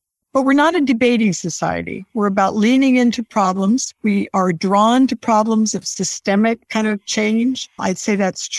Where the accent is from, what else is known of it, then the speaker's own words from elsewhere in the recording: San Diego County, Southern California, United States; moved away as an adult; also born or lived in Sacramento; I grew up in San Diego County, Southern California, in a rural, rapidly growing part of the county, not on the beach, but in the hinterland, more horses than surfers, I guess I would say. Stayed in Southern California